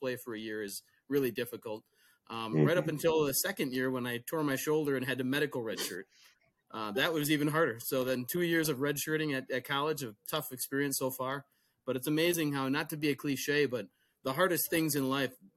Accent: Whitewater, Wisconsin, United States; I grew up in Whitewater

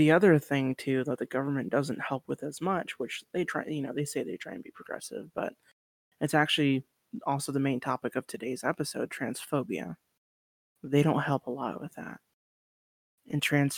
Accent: Spokane, Washington, United States; moved away; I'm from Eastern Washington, born and raised in Spokane.

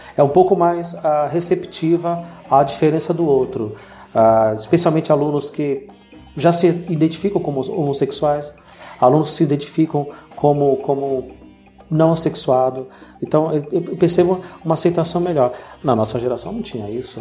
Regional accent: Bahia, Brazil; Eu cresci ah, uma parte da minha adolescência na Bahia quando a gente precisou voltar ali para as minhas origens

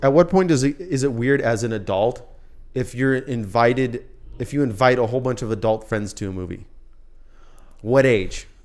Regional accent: Midwest, United States; I grew up in Midwest

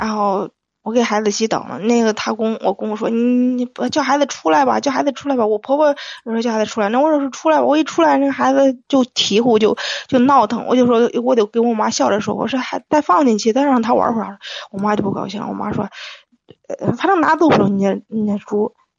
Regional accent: Shijiazhuang, Hebei, China; 石家庄的

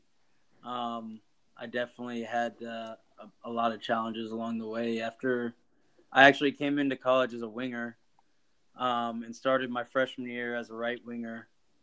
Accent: Duluth, Georgia, United States; moved away as an adult; I'm a native of Duluth, Georgia. It's a little town about 20 minutes northeast of Atlanta. Grew up there

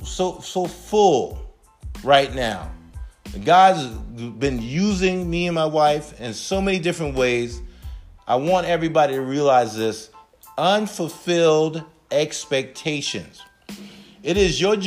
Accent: Charleston, South Carolina, United States; I'm originally from Charleston, South Carolina, home of the Chuck. And growing up for us was a little rough

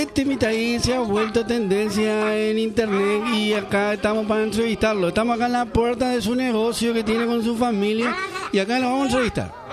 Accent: Paraguay; Yo soy de Paraguay, pero esto es Paraguay por

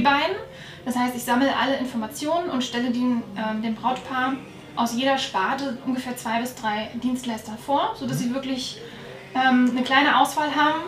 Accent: Northern Germany, Germany; moved away as an adult; now in Allgäu, Germany; wie man wahrscheinlich hören kann, komme ich nicht aus Bayern, sondern äh, aus Norddeutschland

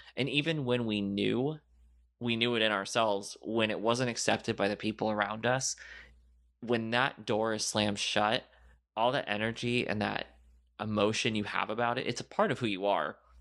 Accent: Florida, United States; I grew up in Florida

